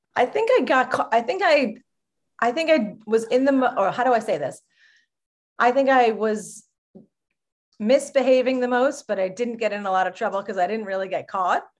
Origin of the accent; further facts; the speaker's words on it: Long Island, New York, United States; I grew up on Long Island, New York